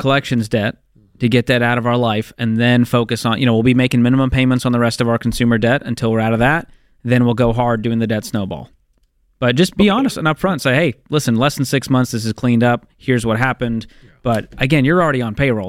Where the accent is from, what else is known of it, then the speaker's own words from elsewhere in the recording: Boston, Massachusetts, United States; I'm from Boston